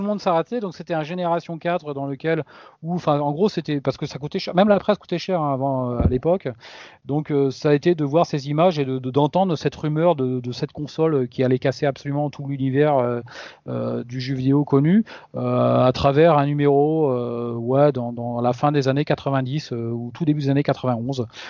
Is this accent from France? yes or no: yes; Sarladais, Nouvelle-Aquitaine, France; moved away; je suis de la Cambrousse à l'époque. Je, dans, je vivais dans le Sarladé, euh, magnifique région